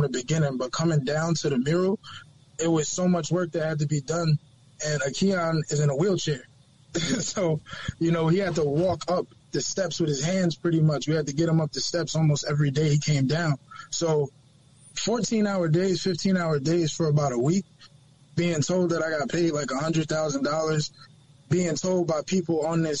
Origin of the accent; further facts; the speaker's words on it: New York City, New York, United States; I'm from Harlem